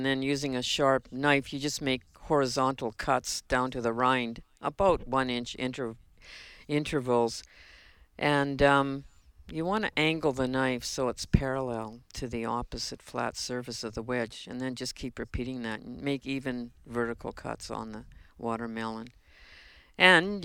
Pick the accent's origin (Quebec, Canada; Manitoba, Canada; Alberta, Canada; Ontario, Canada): Manitoba, Canada; Winnipeg; growing up in Winnipeg